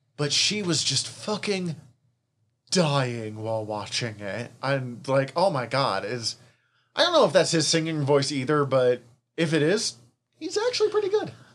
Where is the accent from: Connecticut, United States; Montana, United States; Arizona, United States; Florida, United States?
Montana, United States; Missoula; we're from Missoula, so I, I mean, I went to Lewis and Clark Elementary